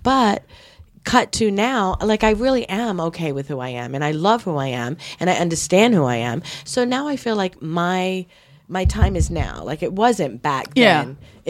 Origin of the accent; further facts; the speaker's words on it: Brockton, Massachusetts, United States; also born or lived in Rhode Island; I grew up in Brockton, Massachusetts.